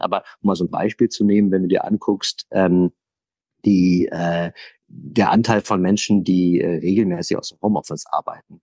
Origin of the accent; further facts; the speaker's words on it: Essen, North Rhine-Westphalia, Germany; ich bin im Ruhrgebiet aufgewachsen, in Essen